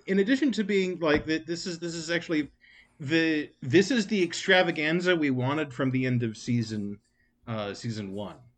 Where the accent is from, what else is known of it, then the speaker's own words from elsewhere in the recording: United States; I'm an American